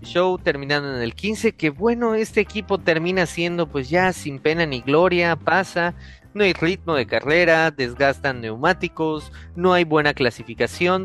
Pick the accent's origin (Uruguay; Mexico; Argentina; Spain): Mexico; somos, somos mexicanos, somos latinos